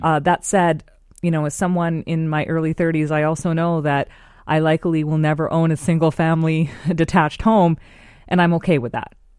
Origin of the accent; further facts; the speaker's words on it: Vancouver, British Columbia, Canada; I grew up here in Vancouver